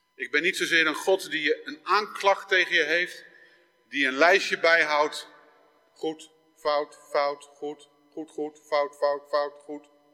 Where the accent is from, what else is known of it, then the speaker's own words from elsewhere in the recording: Netherlands; Ik ben geboren in Nederland.